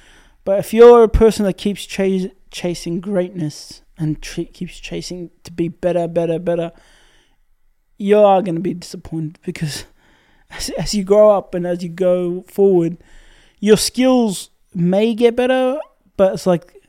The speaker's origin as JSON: {"language": "English", "country": "Syria", "tie": "born or raised there", "moved": "yes", "lives_now": "Australia", "said": "I was born in Syria"}